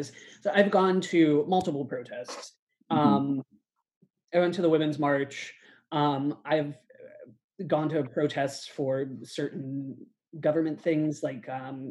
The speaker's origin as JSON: {"language": "English", "town": "Pittsburgh", "region": "Pennsylvania", "country": "United States", "said": "I'm from Pittsburgh."}